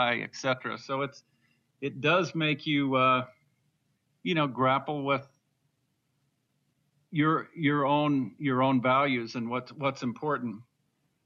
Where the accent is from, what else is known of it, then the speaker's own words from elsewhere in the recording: Northern Idaho, United States; growing up in Northern Idaho